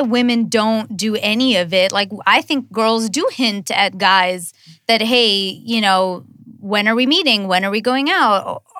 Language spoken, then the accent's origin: English; India; I'm Indian